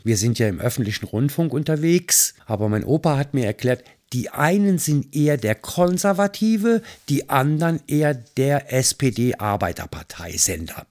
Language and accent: German; Mayen, Rhineland-Palatinate, Germany; in meinem Heimatort Mayen, wo mein Papa bevor es ein Fotostudio war, als Heizer auf einer Dampflok gearbeitet mhm. hat. Ich kannte also als Kind dieses Studio schon